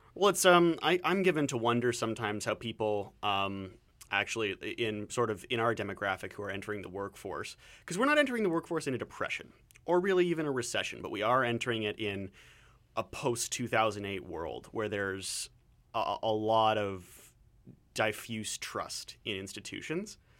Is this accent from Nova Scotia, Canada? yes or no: no; Southwestern Ontario, Canada; now in Vancouver, Canada